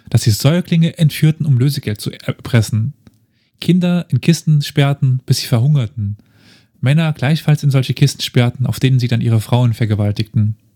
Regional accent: East Germany, Germany; weißt, ich bin Ossi, also

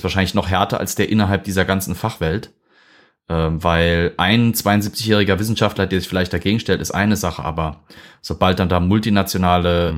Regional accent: Germany; hier bei uns in Deutschland

